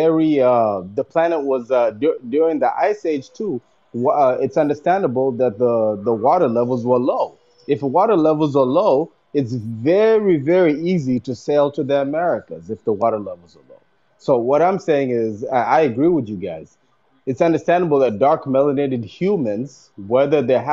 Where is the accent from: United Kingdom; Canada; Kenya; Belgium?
Kenya; I'm from Kenya, Africa.